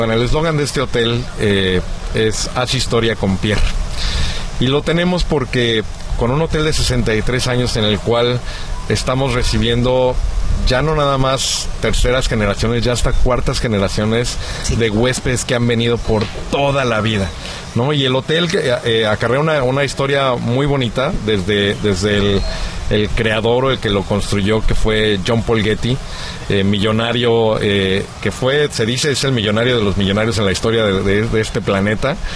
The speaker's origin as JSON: {"language": "Spanish", "region": "Mexico City", "country": "Mexico", "lives_now": "Acapulco, Mexico", "said": "Yo soy chilango, pero"}